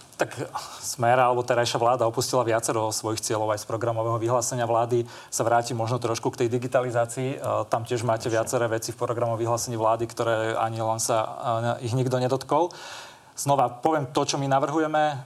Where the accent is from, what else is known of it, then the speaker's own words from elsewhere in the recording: Kysuce, Žilina Region, Slovakia; ja sám pochádzam z Kisu, z dediny